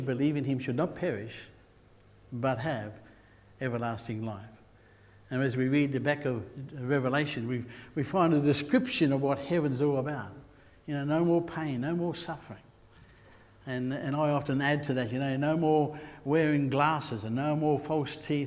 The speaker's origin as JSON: {"language": "English", "region": "Queensland", "country": "Australia", "said": "I'm a Queenslander"}